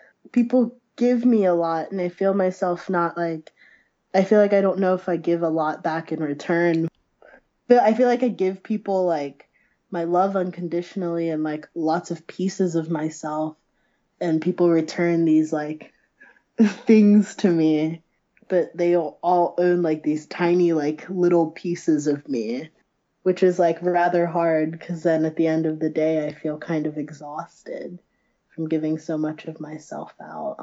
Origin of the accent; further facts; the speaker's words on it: Ohio, United States; moved away; also born or lived in Chicago; I'm from Ohio originally. I just moved back